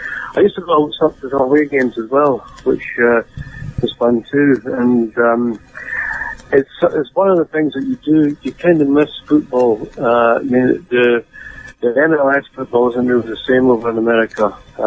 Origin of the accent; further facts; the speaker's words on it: Edinburgh, Scotland, United Kingdom; moved away as an adult; also born or lived in London; now in United States; I'm from Edinburgh, so I'm a hip supporter.